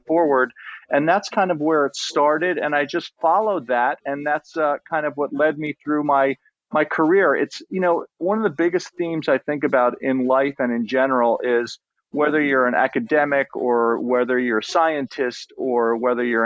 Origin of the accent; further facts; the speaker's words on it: East Hampton, New York, United States; we were locals. And I went to East Hampton Middle School, East Hampton High School